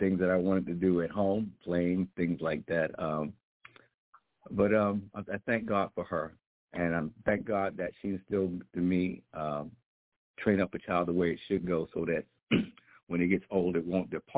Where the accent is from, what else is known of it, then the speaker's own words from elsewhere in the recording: New York, United States; moved away; also born or lived in Florida / Virginia; I was born in Florida but raised in New York